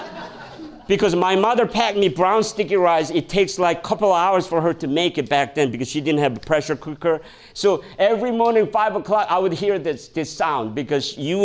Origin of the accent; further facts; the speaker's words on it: South Korea; now in United States; when I was growing up in Korea, it's kind of funny. You know, now I learn about Korean culture. I grew up in Korean culture. I came here, learn about American culture.